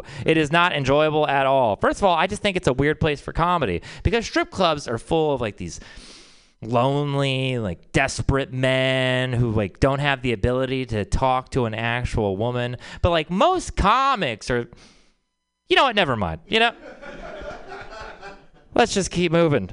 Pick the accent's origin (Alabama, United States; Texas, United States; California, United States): Texas, United States; I'm from Texas